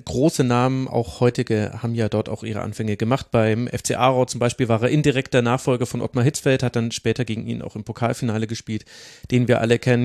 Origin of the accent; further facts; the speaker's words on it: near Bad Windsheim, Bavaria, Germany; moved away; da bin ich ursprünglich mal aufgewachsen da in der Nähe